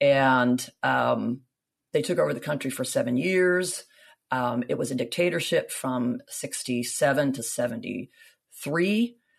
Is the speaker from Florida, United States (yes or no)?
yes; Miami, Florida, United States; born there; also born or lived in Greece; Greece was really my first home. I was born in Miami, Florida, but when I was a baby in 1966, my father was transferred to Greece